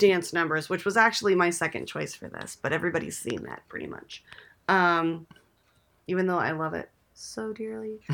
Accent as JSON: {"language": "English", "region": "California", "country": "United States", "tie": "born or raised there", "said": "I grew up in California"}